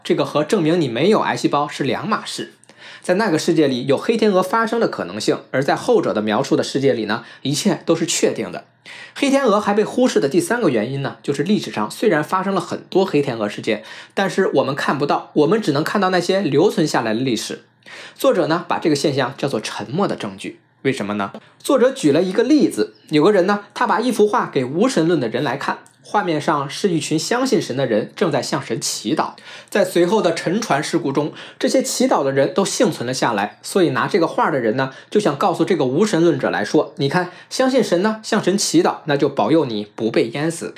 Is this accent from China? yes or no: yes; China; 我们中国人